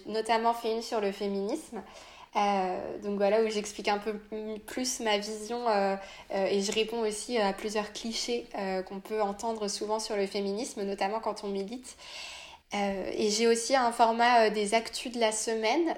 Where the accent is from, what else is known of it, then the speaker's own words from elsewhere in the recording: France; also born or lived in Nantes; je suis française, je vis à Nantes